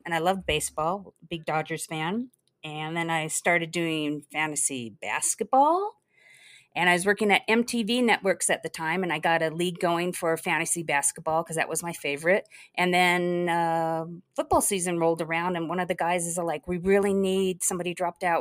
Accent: Los Angeles, California, United States; also born or lived in Salt Lake City; was pretty much born and raised in Los Angeles, a brief stint in Salt Lake City

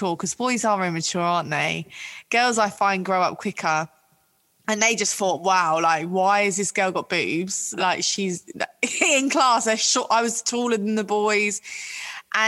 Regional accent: London, United Kingdom; I'm from Ealing in West London

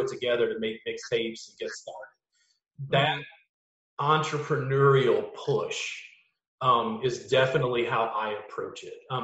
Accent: Louisiana, United States; Growing up in Louisiana, I just was immersed in like roots music, blues, jazz, funk, and whatever

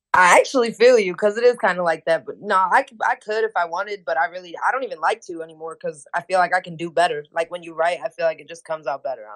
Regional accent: Hammond, Indiana, United States; I'm from Hammond, Indiana

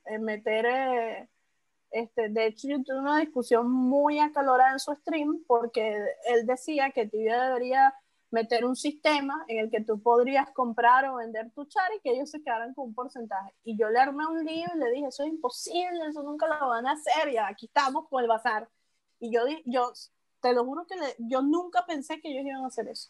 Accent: Venezuela; como venezolano

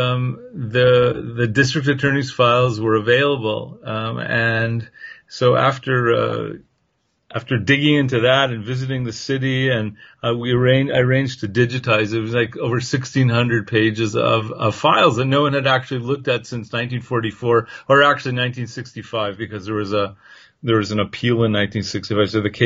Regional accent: Canada; I'm from Canada

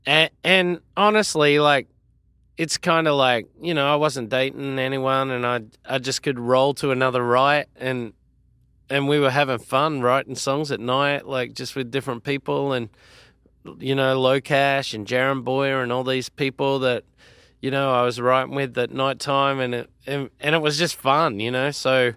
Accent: Australia; Obviously, it's my home country.

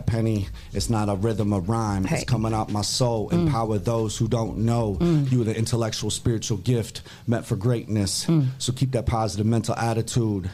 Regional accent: Toledo, Ohio, United States; also born or lived in Fort Knox, Kentucky; Lived in Toledo most of my life

